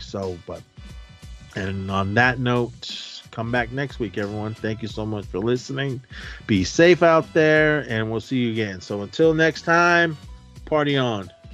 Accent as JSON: {"language": "English", "area": "the Bay Area", "region": "California", "country": "United States", "tie": "born or raised there", "said": "me growing up in the Bay"}